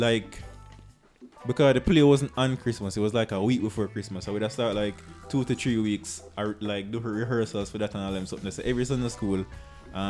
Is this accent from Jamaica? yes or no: yes; Jamaica; I come from Blue Mountain